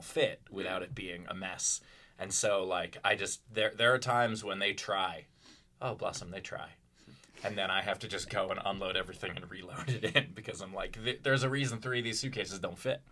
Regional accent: New York, United States; also born or lived in Louisville; now in Pittsburgh, United States; I grew up in Queens

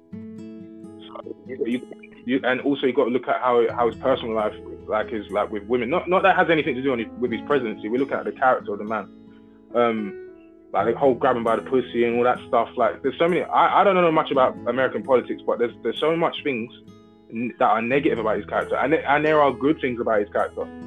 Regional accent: United Kingdom

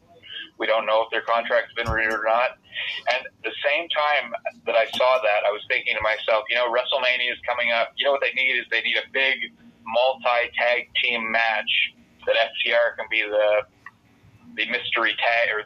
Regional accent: Bridgewater, Nova Scotia, Canada; my hometown, the beautiful town of Bridgewater, Nova Scotia

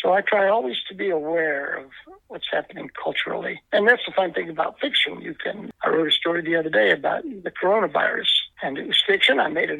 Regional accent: Danville, Indiana, United States; growing up in Danville in the 60s and 70s

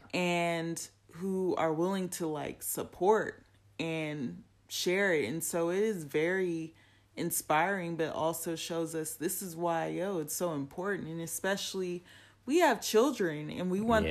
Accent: Compton, California, United States; me being from Compton, California

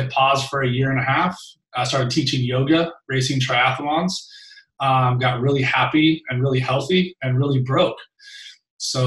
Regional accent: Long Beach, California, United States; I was raised in Long Beach, California by a single mom who worked her face off

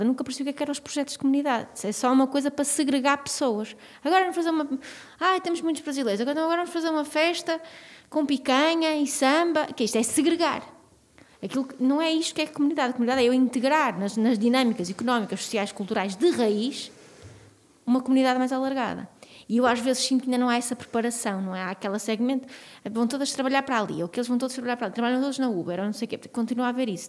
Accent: Porto, Norte, Portugal; eu cresci no Porto

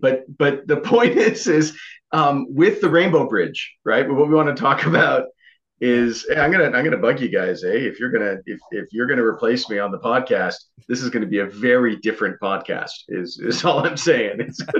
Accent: Vancouver, British Columbia, Canada; I'm not from French Canada. First of all, I'm from Vancouver, from British Columbia.

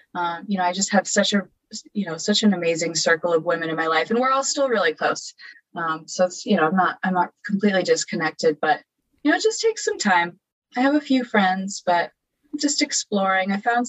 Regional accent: Chicago, Illinois, United States; now in New York City, United States; I'm from Chicago, but I am living in New York City right now in East Village. I'm a student at New York University. I'm 28

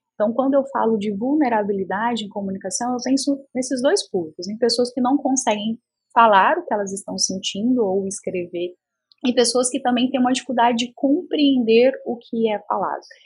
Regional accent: interior of Goiás, Brazil; eu sou do interior de Goiás

